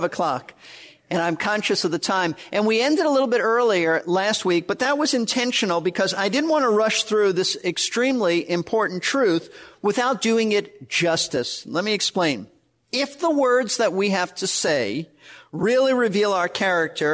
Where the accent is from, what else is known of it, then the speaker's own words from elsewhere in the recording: New York City, New York, United States; moved away as an adult; also born or lived in Florida; I was raised in Brooklyn, New York, not in a Christian home.